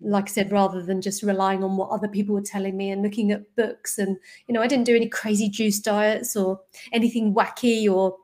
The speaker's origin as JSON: {"language": "English", "region": "London", "country": "United Kingdom", "tie": "born or raised there", "said": "I grew up in North London"}